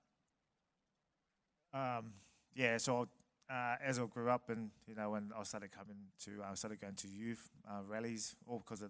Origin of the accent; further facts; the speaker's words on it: Samoa; moved away; also born or lived in New Zealand; I was born in New Zealand, raised in Samoa